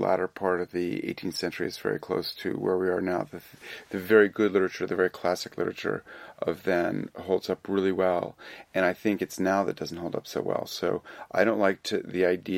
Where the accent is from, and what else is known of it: United States